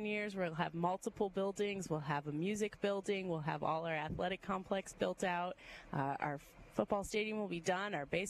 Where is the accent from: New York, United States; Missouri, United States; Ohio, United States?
Ohio, United States; Cleveland; also born or lived in South Carolina; now in Alabama, United States; I'm from Cleveland